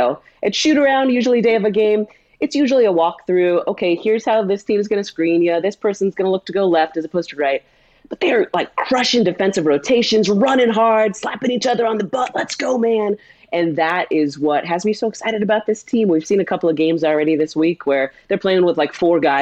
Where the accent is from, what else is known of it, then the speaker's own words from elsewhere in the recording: California, United States; moved away as an adult; now in Philadelphia, United States; a blonde gay chick from California